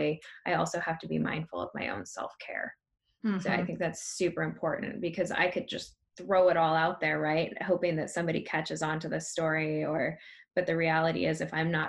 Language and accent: English; Tonasket, Washington, United States; I grew up in Tenasket and I took pigs to the county fair